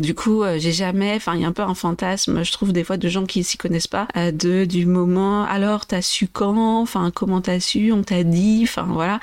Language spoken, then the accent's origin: French; Vendée, Pays de la Loire, France; also born or lived in Brazil / Brest / Angers / Nantes; je suis née au Brésil et j'ai grandi en Vendée, donc dans l'ouest de la France